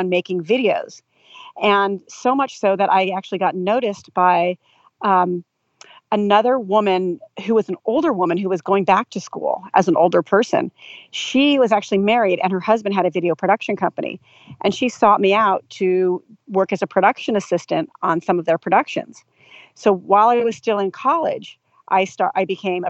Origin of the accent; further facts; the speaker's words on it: Del Mar, California, United States; also born or lived in Los Angeles; I'm from California. So I grew up here